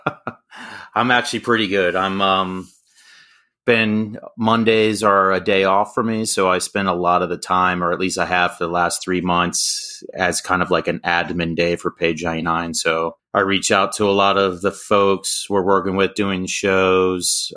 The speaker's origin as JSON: {"language": "English", "town": "Sterling", "region": "Virginia", "country": "United States", "tie": "born or raised there", "also_born_or_lived": "Berryville, Virginia", "said": "I grew up in Sterling, and over the years, I just keep moving further and further west."}